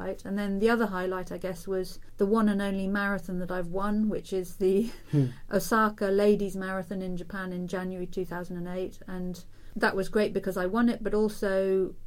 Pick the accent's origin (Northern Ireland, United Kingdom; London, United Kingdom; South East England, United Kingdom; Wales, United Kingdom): South East England, United Kingdom; Oxford; Oxford is my hometown